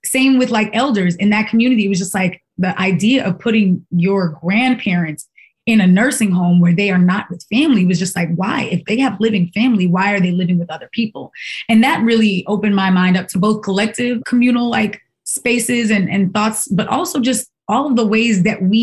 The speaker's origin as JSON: {"language": "English", "region": "New York", "country": "United States", "said": "as a New Yorker"}